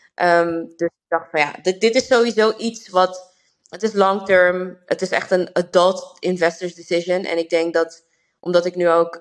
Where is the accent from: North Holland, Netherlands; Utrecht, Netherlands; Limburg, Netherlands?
North Holland, Netherlands; Amsterdam; now in Rotterdam, Netherlands; Ik kom zelf uit Amsterdam